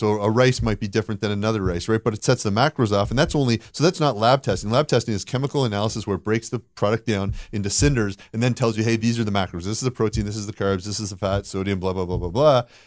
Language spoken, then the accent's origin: English; Canada; moved away; I grew up in, uh, in Canada